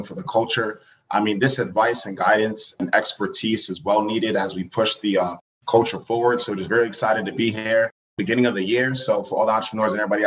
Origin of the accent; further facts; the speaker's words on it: Uniondale, New York, United States; originally born and raised on Long Island, New York. So I'm from Uniondale